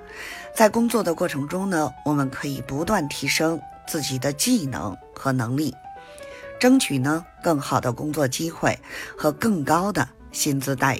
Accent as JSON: {"language": "Chinese", "region": "Beijing", "country": "China", "said": "咱们下期节目再"}